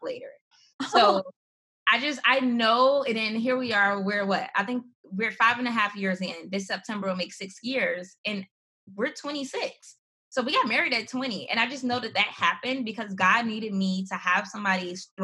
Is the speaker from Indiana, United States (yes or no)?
yes; Gary, Indiana, United States; I grew up in Gary, Indiana, this small city